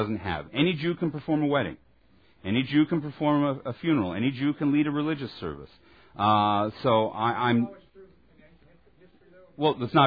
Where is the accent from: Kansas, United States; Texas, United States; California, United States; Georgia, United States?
Texas, United States; As a Texan